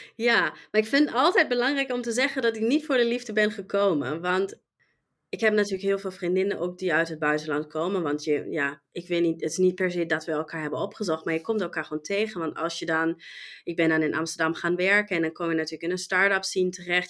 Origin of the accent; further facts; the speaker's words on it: Germany; Dutch is a second language; moved away as an adult; now in Netherlands; ik kom oorspronkelijk uit Duitsland. En ehm, ja, heb Nederland als mijn thuisland gekozen en woon hier nu al 17 jaar